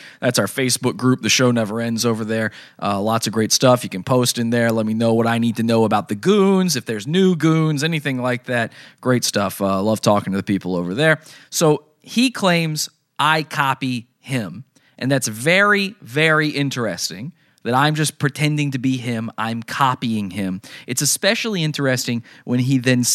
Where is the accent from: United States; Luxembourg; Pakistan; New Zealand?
United States; Santa Cruz, California; moved away; I'm originally from Santa Cruz. I just recently moved back there